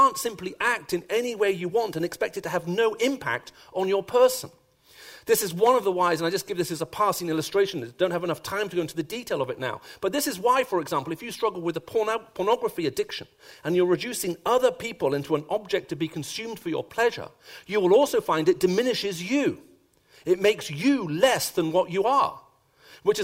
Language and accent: English; Sharjah, United Arab Emirates; also born or lived in Saudi Arabia; So I grew up as a child, first of all, in Saudi Arabia, and then, in the United Arab Emirates in Sharjah. And those are my earliest childhood memories.